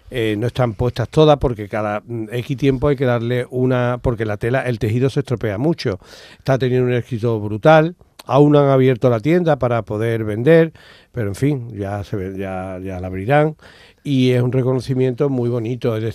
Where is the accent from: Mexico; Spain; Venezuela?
Spain; Palma del Río, Andalusia; soy de Palma, pero ¿qué haces aquí? En un ascensor en Nueva York, Palma del Río es especial.